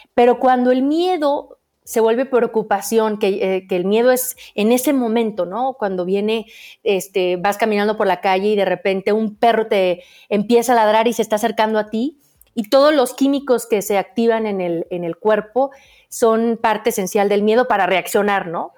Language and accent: Spanish; Aguascalientes, Mexico; soy de Aguascalientes, donde no hay montañas